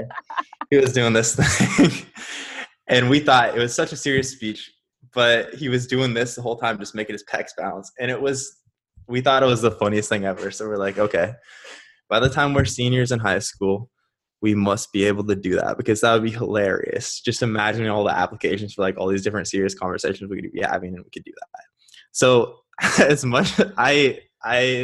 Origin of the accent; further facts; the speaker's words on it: Nebraska, United States; now in Scottsdale, United States; I currently live in Scottsdale, Arizona. I'm originally from Nebraska.